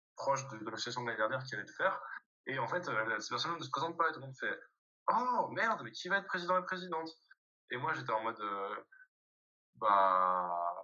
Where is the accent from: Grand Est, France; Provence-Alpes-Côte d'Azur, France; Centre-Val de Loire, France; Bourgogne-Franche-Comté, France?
Bourgogne-Franche-Comté, France; Dijon; je suis né à Dijon. Je suis né à Dijon.